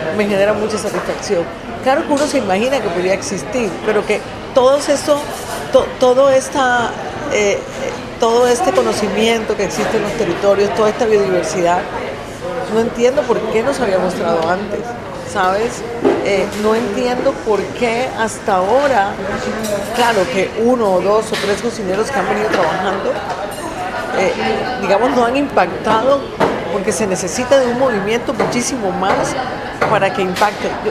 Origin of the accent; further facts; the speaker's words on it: Colombia; soy cocinera colombiana